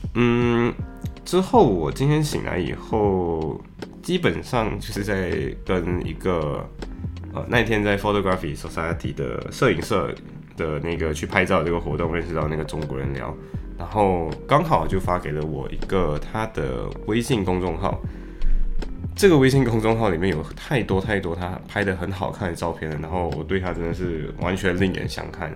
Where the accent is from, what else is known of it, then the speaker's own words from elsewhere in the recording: Malaysia; accent: Malaysian English; now in Liverpool, United Kingdom; 作为马来西亚人经常会有的习惯，就是在说英语的时候很容易说成马来西亚英语